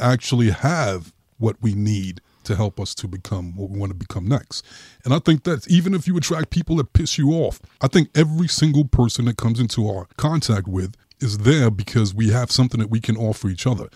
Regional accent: New York City, New York, United States; I grew up in Brooklyn.

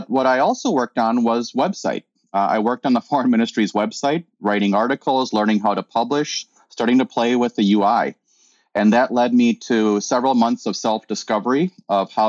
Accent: Tallinn, Harju County, Estonia; also born or lived in Chicago, United States / Madison, Wisconsin, United States / La Crosse, Wisconsin, United States; now in Twin Cities, United States; I was born in Tallinn, Estonia, migrated to Chicago during the 80s when it was very difficult to get out of Estonia

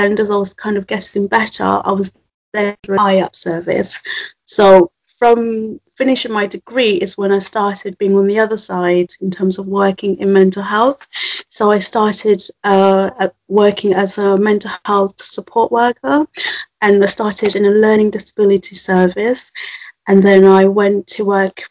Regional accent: Zimbabwe; also born or lived in Birmingham; now in England; I was born in Zimbabwe, which is a country in the south of Africa, but I've lived in England for 15 years, so I think of myself as very northern as well as African

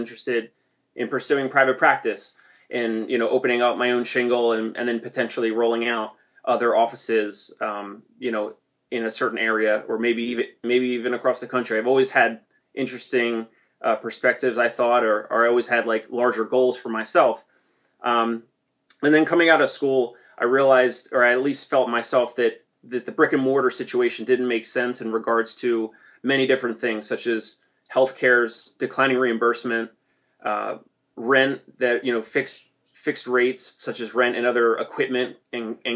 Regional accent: New Jersey, United States; I come from South Jersey, and my dad owns and operates a tree service

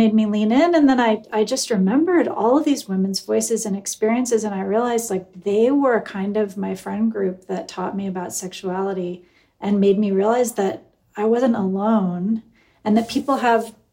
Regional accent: Eugene, Oregon, United States; I grew up in Eugene, Oregon

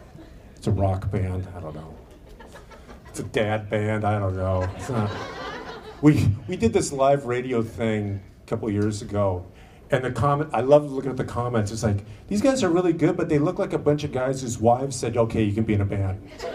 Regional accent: Seattle, Washington, United States; I got off the plane a couple of days ago. It was 28. That was shocking to me. I'm from Seattle.

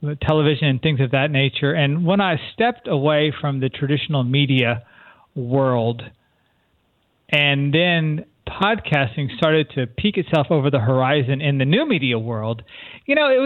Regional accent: San Antonio, Texas, United States; moved away as an adult; I'm from San Antonio, Texas, originally. Lived there probably till I was about 18 or 19 when I moved away to college

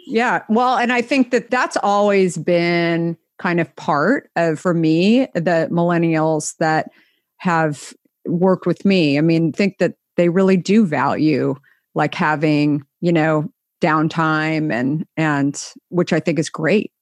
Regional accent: Scottsdale, Arizona, United States; also born or lived in New York / San Francisco; now in Marin County, United States; I grew up in Scottsdale

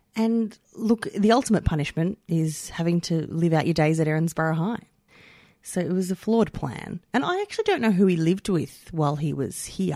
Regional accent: Melbourne, Victoria, Australia; I'm from St Albans, which is not from there. Like, I lived a lot of my childhood in Saint Albans

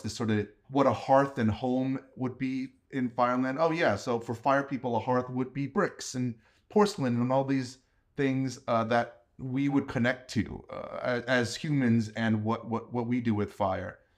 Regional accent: New York City, New York, United States; I grew up in New York, too

